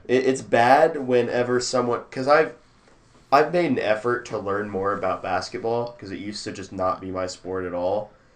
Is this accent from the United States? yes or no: yes; Missouri, United States; I grew up in Missouri